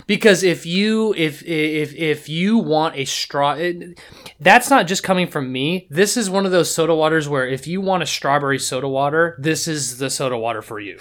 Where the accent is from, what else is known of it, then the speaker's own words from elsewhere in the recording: Seattle, Washington, United States; I come from Seattle. I come from Seattle. I know what Seattle was